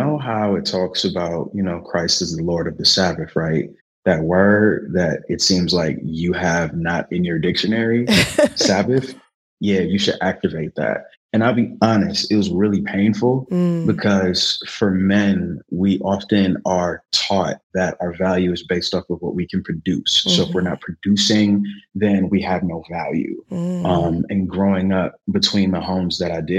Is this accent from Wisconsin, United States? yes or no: yes; Milwaukee, Wisconsin, United States; now in Raleigh, United States; Milwaukee, Wisconsin, 49th and Locust, 28th and Locust, Westline, First and Wright, just all around the city. And I'm in Raleigh, North Carolina right now